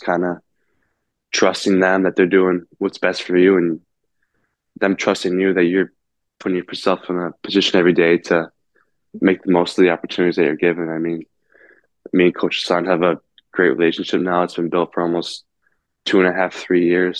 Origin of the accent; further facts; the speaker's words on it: South Lyon, Michigan, United States; growing up in South Lyon, it's always kind of just been the Red Wings for me